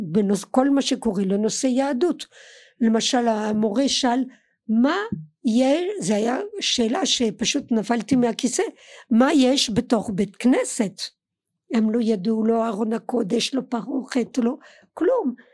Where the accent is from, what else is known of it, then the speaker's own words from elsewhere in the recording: Colmar, Grand Est, France; Hebrew is a second language; moved away as an adult; now in Israel; גדלתי עד שעליתי לארץ גדלתי בקולמר